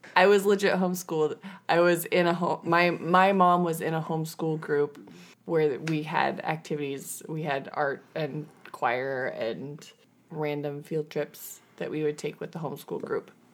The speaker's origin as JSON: {"language": "English", "region": "Washington", "country": "United States", "said": "we are from Washington"}